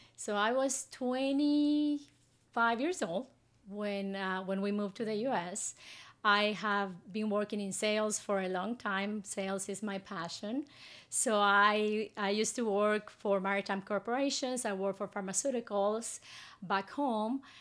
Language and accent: English; Guatemala City, Guatemala Department, Guatemala; moved away as an adult; now in Houston, United States; I grew up in Guatemala City